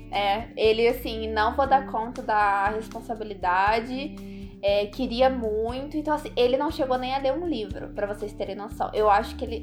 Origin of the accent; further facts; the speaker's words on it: Minas Gerais, Brazil; now in Canada; eu sou de Minas, mas tô em terras canadenses